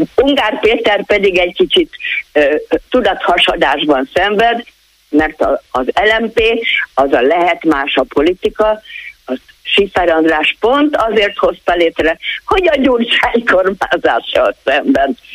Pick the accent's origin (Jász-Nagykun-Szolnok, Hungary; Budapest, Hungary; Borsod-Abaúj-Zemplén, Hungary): Budapest, Hungary; moved away; also born or lived in Komárom-Esztergom County (smallest county); én egyébként Budapesten születtem, és onnan költöztem ide.